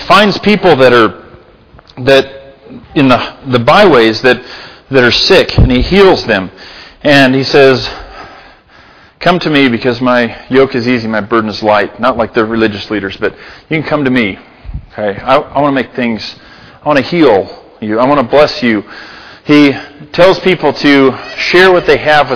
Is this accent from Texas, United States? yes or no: no; Libby, Montana, United States; now in Gallatin Valley, United States; I'm from Libby